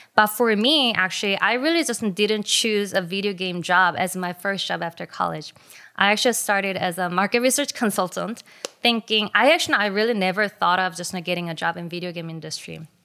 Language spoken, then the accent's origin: English; South Korea; my generation in Korea have experienced a lot of things in common when it comes to video games